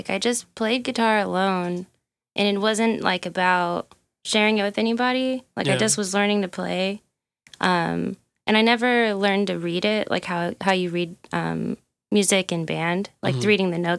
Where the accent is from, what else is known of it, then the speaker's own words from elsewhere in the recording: Indianapolis, Indiana, United States; I'm from Indy.